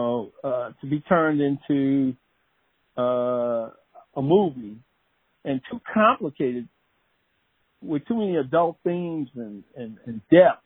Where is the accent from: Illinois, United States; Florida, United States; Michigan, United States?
Michigan, United States; Detroit; I grew up in Detroit, Michigan